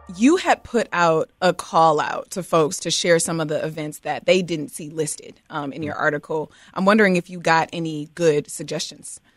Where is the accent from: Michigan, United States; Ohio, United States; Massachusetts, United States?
Michigan, United States; Detroit; now in Chicago, United States; I'm from Detroit